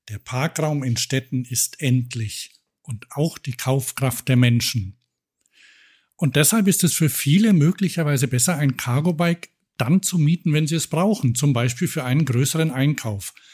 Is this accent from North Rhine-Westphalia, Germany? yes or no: yes; Cologne, North Rhine-Westphalia, Germany; Ich hoffe mal, die halten länger durch als der Betreiber in meiner Heimatstadt Köln.